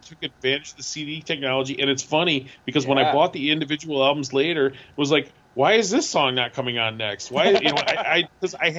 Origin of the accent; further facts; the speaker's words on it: Milwaukee area, Wisconsin, United States; I grew up in the Milwaukee area